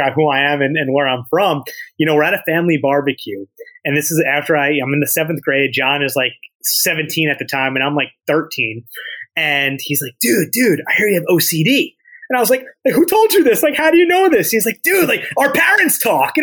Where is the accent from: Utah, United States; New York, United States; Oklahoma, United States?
New York, United States; Dobbs Ferry; I grew up in Dobbs Ferry, and you know, I pretty much have been in that area my whole life